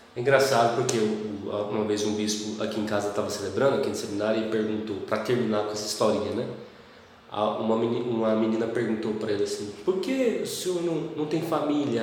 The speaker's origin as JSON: {"language": "Portuguese", "town": "Caldas Novas", "region": "Goiás", "country": "Brazil", "tie": "born or raised there", "said": "Eu sou natural de Caldas Novas"}